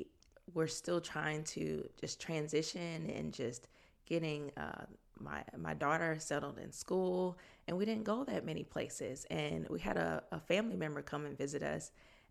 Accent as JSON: {"language": "English", "town": "Fort Worth", "region": "Texas", "country": "United States", "lives_now": "Austin, United States", "said": "So I've been in Austin for a little over 4 years, but I'm originally from Fort Worth, Texas."}